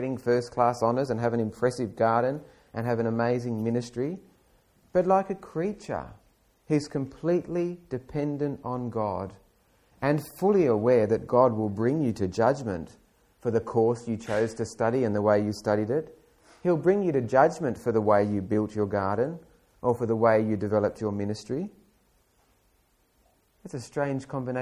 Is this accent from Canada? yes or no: no; Australia; as an Australian